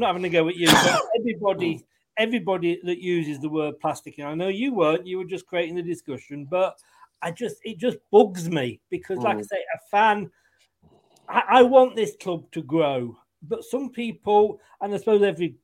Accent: Leicester, East Midlands, United Kingdom; also born or lived in Blackpool / Blackburn / Burnley / Bolton; now in Bournemouth, United Kingdom; I was born and brought up in Leicester

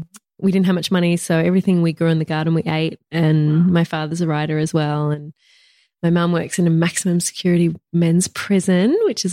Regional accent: Bundanoon, New South Wales, Australia; now in Melbourne, Australia; Perfect. It's tiny. It's small. It's in the bush.

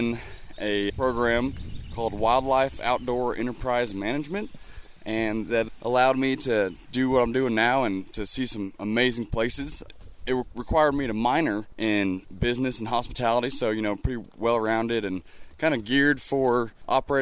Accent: Colorado Springs, Colorado, United States; also born or lived in Olathe, Kansas / Bob Marshall Wilderness, Montana; I spent the first 4 years of my life in Olathe, Kansas, and then we moved to Colorado Springs to be exact, and that's where I got my first taste of the mountains.

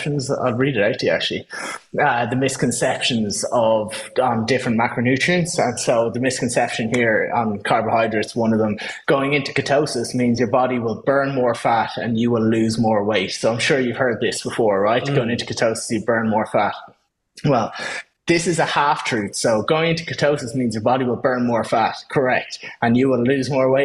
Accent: Ireland; I'm Irish

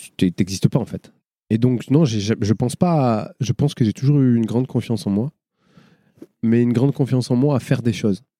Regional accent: Marseille, Provence-Alpes-Côte d'Azur, France; Je viens des quartiers nord de Marseille, mais je viens pas du ruisseau.

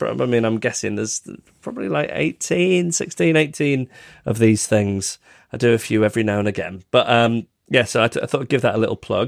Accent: Macclesfield, North West England, United Kingdom; some years ago, Annabelle and I took some of our listeners on a trip around my hometown of Macclesfield.

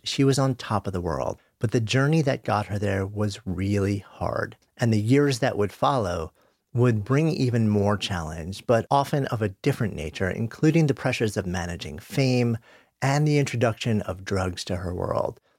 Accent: New York, United States; I grew up just outside of New York. I've been in the city for thirty years.

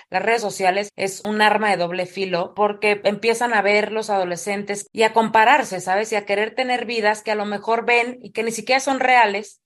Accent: Morelia, Michoacán, Mexico; yo soy de Morelia

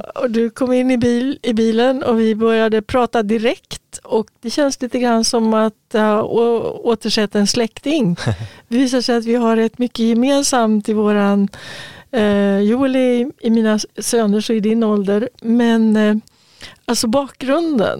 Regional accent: Örebro, Örebro County, Sweden; moved away as an adult; also born or lived in Stockholm / Östergötland; När jag flyttade ifrån Örebro då och hade tagit studenten

